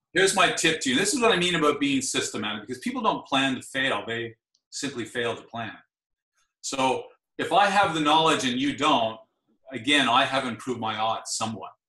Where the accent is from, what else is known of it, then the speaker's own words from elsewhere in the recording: Ottawa, Ontario, Canada; I'm from Ottawa